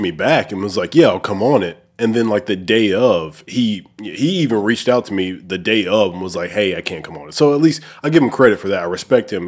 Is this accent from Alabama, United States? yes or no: yes; Oneonta, Alabama, United States; moved away as an adult; also born or lived in North Dakota; now in Memphis, United States; I'm actually from Alabama